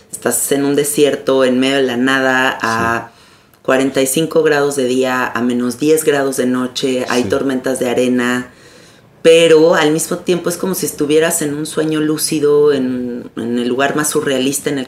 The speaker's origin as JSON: {"language": "Spanish", "country": "Mexico", "said": "el asunto es que es complicado ir siendo mexicano."}